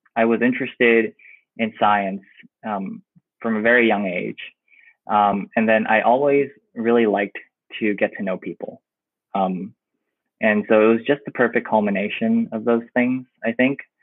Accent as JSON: {"language": "English", "town": "New York City", "region": "New York", "country": "United States", "moved": "as an adult", "said": "I'm like from New York City"}